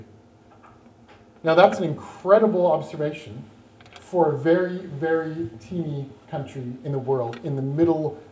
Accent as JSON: {"language": "English", "region": "South Australia", "country": "Australia", "said": "I come from South Australia"}